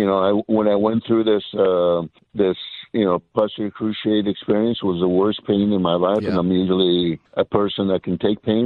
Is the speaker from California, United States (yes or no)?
yes; Los Angeles, California, United States; I grew up in Hollywood, California.